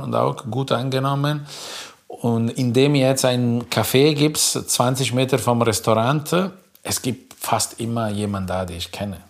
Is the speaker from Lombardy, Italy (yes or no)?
yes; between Milan and Como, Lombardy, Italy; German is a second language; moved away as an adult; now in Germany; wo ich groß geworden bin, zwischen Mailand und Como